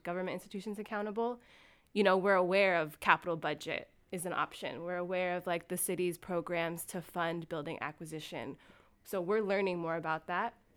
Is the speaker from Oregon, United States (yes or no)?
no; California, United States; moved away as an adult; now in Seattle, United States; I'm from California, and I don't call myself a transplant 'cause I've been living in this area for eleven years now.